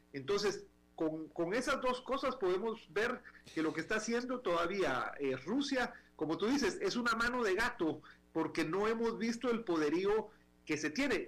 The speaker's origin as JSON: {"language": "Spanish", "country": "Guatemala", "moved": "yes", "said": "en Guatemala, que era mi país de origen"}